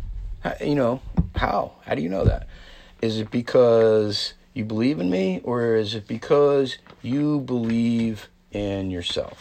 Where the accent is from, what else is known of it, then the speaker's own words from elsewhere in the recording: New Jersey, United States; I'm from New Jersey